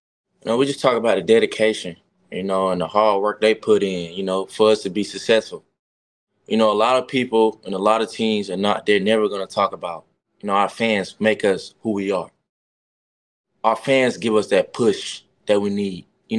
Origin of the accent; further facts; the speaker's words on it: the South, United States; hey man, we're on the West Coast, man. I'm from the South, man.